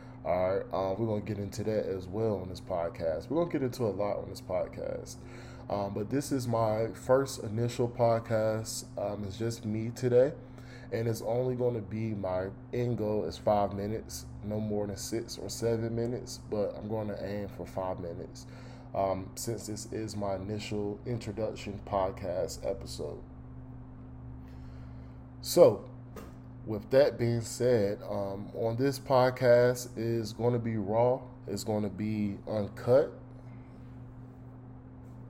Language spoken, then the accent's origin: English; Durham, North Carolina, United States; I am from North Carolina, Durham to be exact, the Bull City, the real 919.